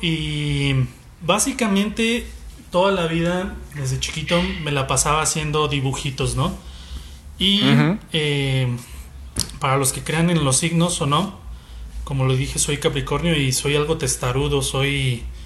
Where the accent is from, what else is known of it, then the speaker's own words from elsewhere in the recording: Guadalajara, Jalisco, Mexico; Soy comunicólogo, soy tapatío